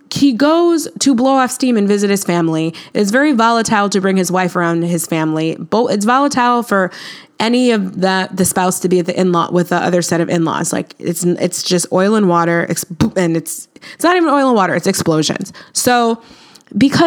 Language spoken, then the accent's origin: English; United States; we're American